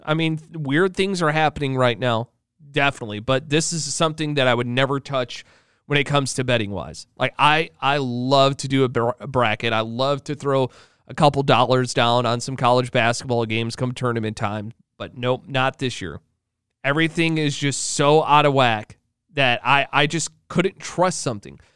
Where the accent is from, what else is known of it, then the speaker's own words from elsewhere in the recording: Illinois, United States; moved away; I'm originally from Illinois